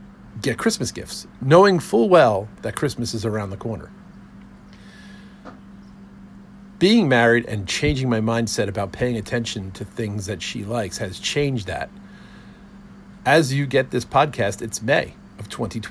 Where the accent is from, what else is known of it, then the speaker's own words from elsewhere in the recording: New Jersey, United States; growing up in New Jersey